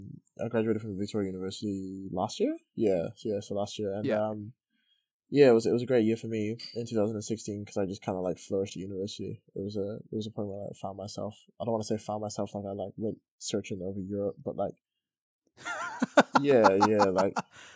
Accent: Qatar; I grew up with people in Qatar that just had a way better story to tell.

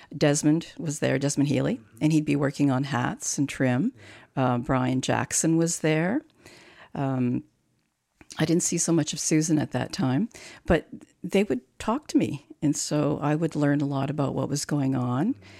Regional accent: Croatia; now in Canada; I was born in Croatia

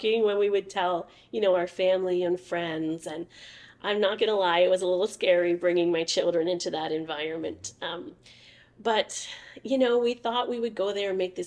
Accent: Oshawa, Ontario, Canada; now in Leamington, Canada; I was born and raised in Oshawa, Ontario.

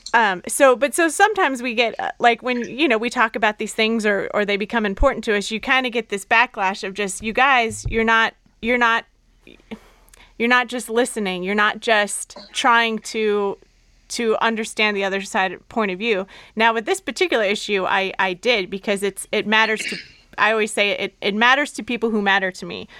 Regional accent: Southern California, United States; I'm from Southern California

